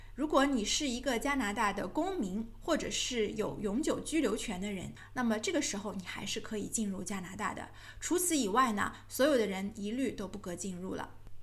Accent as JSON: {"language": "Chinese", "country": "China", "said": "那这个政策跟我们中国人有什么关系呢"}